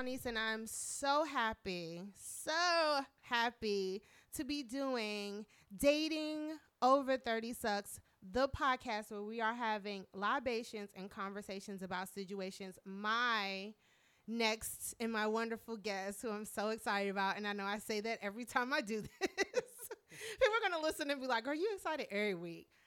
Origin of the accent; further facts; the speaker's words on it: Marietta, Georgia, United States; now in Washington, D.C., United States; I was born here, but I spent a lot of my childhood in Marietta, Georgia